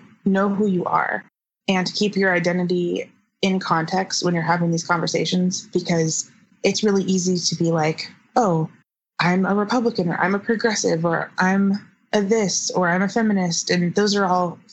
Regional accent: the South, United States; I grew up in the South in a pretty conservative family politically

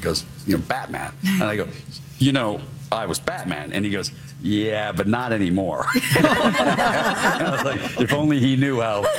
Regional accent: Kentucky, United States; I'm from Kentucky. You know, English is my second language.

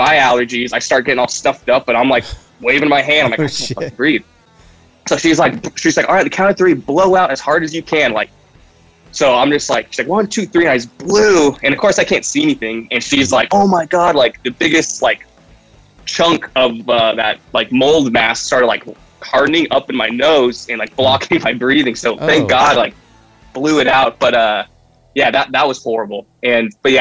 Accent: Santa Barbara, California, United States; I'm from Santa Barbara. And at the time, there was a really good, like, punk hardcore scene, like, when I was in middle school and high school.

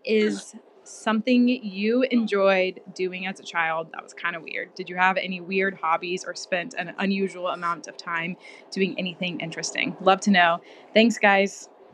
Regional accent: Kansas City, United States; now in Nebraska, United States; I'm also from Kansas City, now living in Nebraska

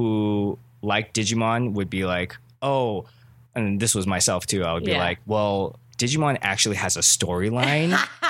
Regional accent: Cerritos, California, United States; I'm from Cerritos.

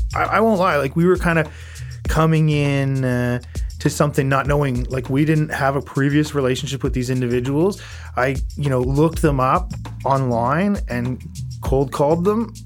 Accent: Prince Edward Island, Canada; I grew up in Prince Edward Island

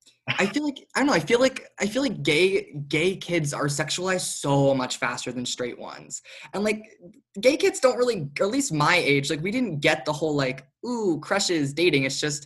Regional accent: Norwalk, Connecticut, United States; I was born in Norwalk, Connecticut.

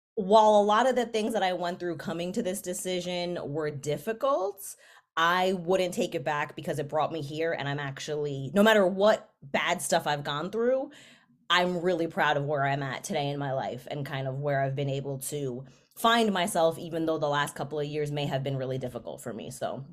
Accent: New York City, New York, United States; where I grew up, I am from the Bronx

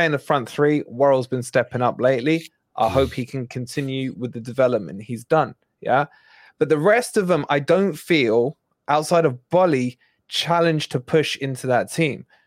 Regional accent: Scotland, United Kingdom; Look at the colour of my skin, mate. It's as Scottish as they come

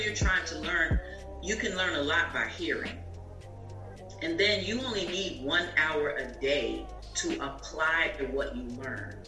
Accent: New Jersey, United States; also born or lived in Atlanta, Georgia; now in Florida, United States; I'm originally from Jersey

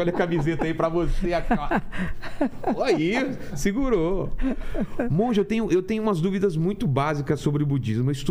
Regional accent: ABC Paulista, São Paulo, Brazil; sou do ABC

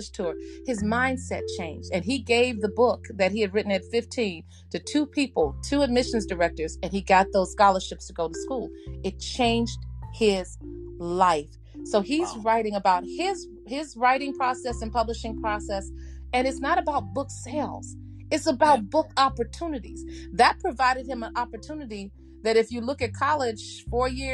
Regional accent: Chicago, Illinois, United States; I'm from Chicago, so I'm Southside

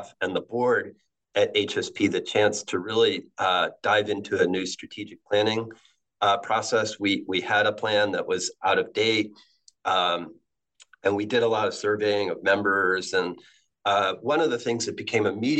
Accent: Ellington, Connecticut, United States; I grew up in Ellington, Connecticut, which is a small town between Hartford and Springfield.

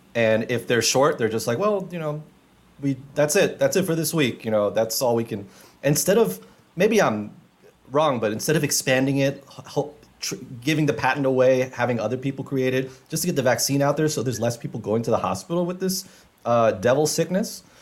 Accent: New York City, New York, United States; when I was growing up in Jamaica, Queens

